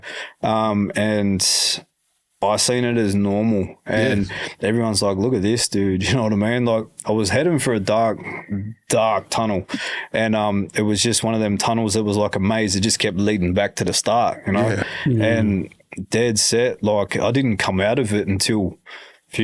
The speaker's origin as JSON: {"language": "English", "town": "Newcastle", "region": "New South Wales", "country": "Australia", "tie": "born or raised there", "also_born_or_lived": "Dubbo, New South Wales", "said": "took me to Newcastle, and been in Newcastle, you know, since I was about 9 months old or something"}